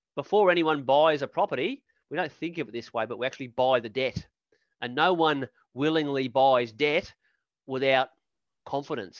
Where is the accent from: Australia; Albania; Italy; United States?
Australia; Queensland; Queensland state economy, my home state